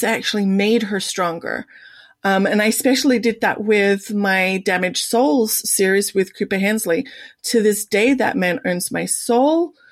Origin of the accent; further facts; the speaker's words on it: Sydney, New South Wales, Australia; moved away as an adult; now in United States; I was born and raised in the beautiful Sydney